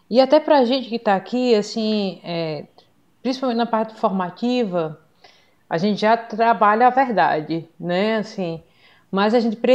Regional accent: Northeast Region, Brazil; É, eu sou do Nordeste, né?

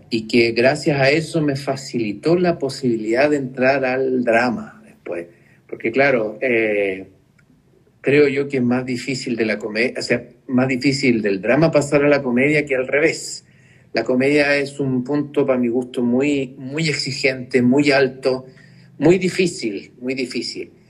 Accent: Chile; es parte de la, idiosincrasia de, nosotros como, chilenos.

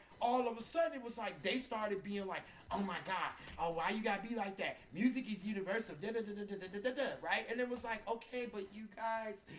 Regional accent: Detroit, Michigan, United States; now in Tacoma, United States; I'm from Detroit

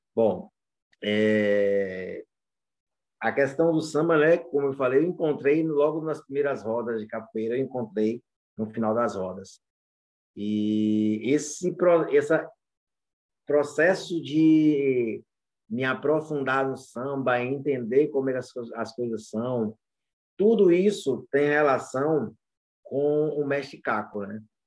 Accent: Muritiba, Bahia, Brazil; eu passei minha adolescência inteira crescendo ali em Muritiba, que é perto de Santo Amaro, Cachoeira e São Félix.

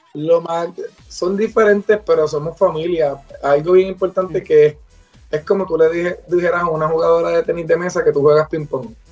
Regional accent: Puerto Rico; soy del pueblo del Bonito, eh, soy el capitán del equipo nacional de Puerto Rico

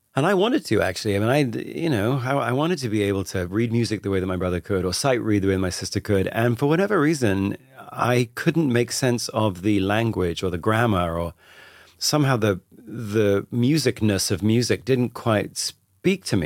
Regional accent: Radlett, East of England, United Kingdom; I grew up just outside London, a little town called Radlett, which is about twenty minutes outside London.

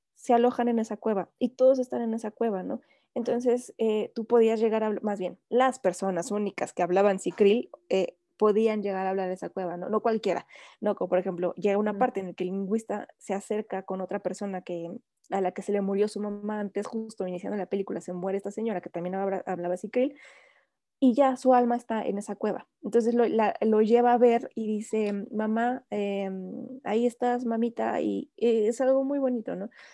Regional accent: Mexico; como mexicanos

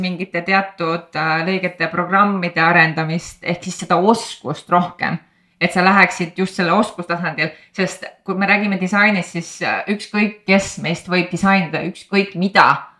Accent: Põltsamaa, Jõgeva County, Estonia; ma olen pärit Põltsamaalt, väiksest linnast

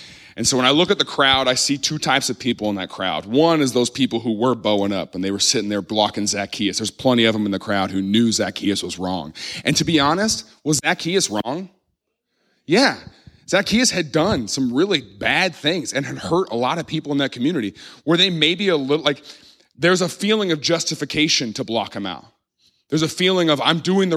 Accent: Midwest, United States; I grew up in the Midwest

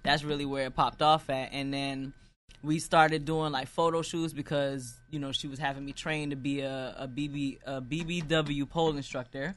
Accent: United States; I was born in America, but my mother's Jamaican, my father's Guyanese

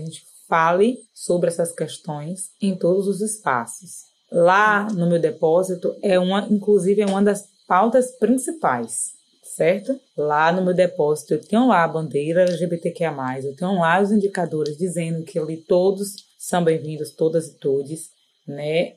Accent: Salvador, Bahia, Brazil; sou daqui de Salvador, da cidade de Salvador

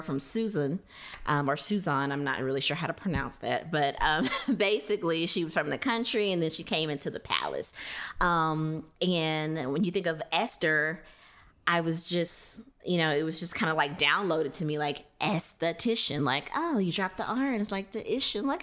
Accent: Louisiana, United States; moved away; also born or lived in Thomson, Georgia; I am originally from Louisiana.

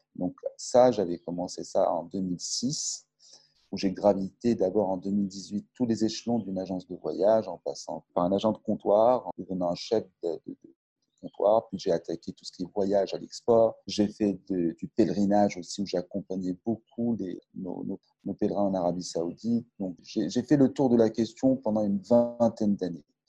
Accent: Casablanca, Casablanca-Settat, Morocco; also born or lived in Montpellier, France; Je suis natif de Casablanca

